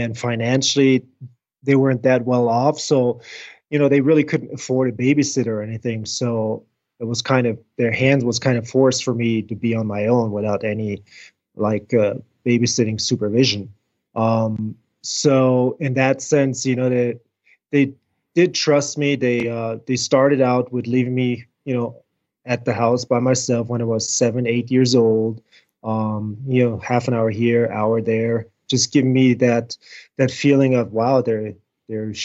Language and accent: English; near Frankfurt, Hesse, Germany; moved away as an adult; also born or lived in South Carolina; now in United States; I did grow up in Germany in Frankfurt, about 30 miles north of Frankfurt, middle central Germany. Born and raised there, went to German school, German educated.